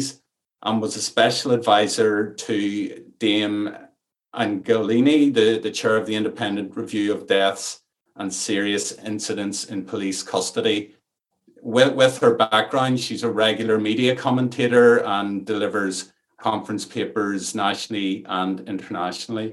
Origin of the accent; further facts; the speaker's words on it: Ireland; accent: Irish; You'll maybe detect from my accent that I'm Irish and I'm speaking from an Irish rainforest